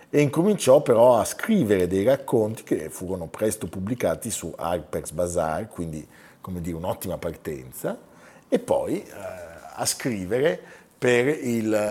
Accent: Campania, Italy; perché sono una campana.

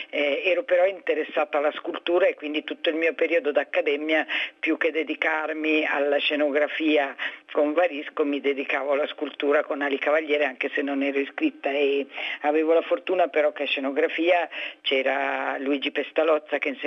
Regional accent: Ticino, Switzerland; moved away as an adult; now in Milan, Italy; Ma io io sono svizzera, ticinese, sono venuta a Milano per fare scenografia perché era una cosa che poteva accontentare la famiglia e non sarei dovuta andare a Zurigo a fare architettura o altro.

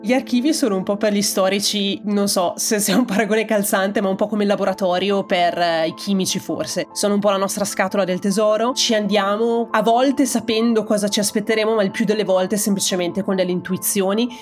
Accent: Italy; moved away as an adult; also born or lived in Germany / United States; now in Berlin, Germany; io in realtà sono partita dall'Italia subito dopo la fine della laurea magistrale

